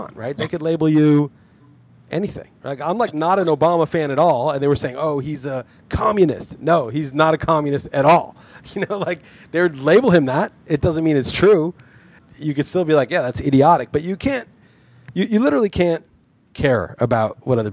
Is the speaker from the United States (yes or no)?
yes; New York City, New York, United States; moved away as an adult; also born or lived in New England; I grew up in New York City, went to college in the East Coast, New England